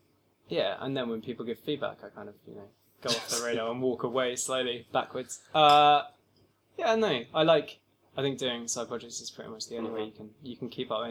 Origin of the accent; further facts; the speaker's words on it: Brighton, South East England, United Kingdom; I mean, I really did all my learning on the streets, but of Brighton.